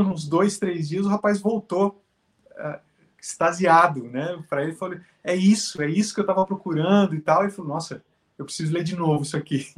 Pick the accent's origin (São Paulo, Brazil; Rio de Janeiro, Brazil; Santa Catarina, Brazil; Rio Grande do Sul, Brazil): São Paulo, Brazil; Jacareí; now in São José dos Campos, Brazil; Moro aqui em São José dos Campos, São Paulo. Sou de Jacareí, que é a cidade vizinha aqui